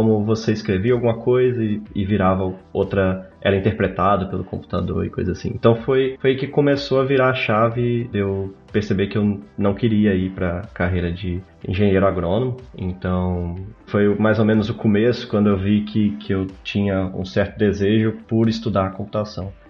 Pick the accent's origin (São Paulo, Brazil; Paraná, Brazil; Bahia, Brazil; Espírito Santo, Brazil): Espírito Santo, Brazil; Marilândia; now in Barcelona, Spain; Mas eu sou, eu sou de uma cidade do interior do Espírito Santo, de 10 mil habitantes, se chama Marilândia. E lá a cultura muito forte é cafeicultura.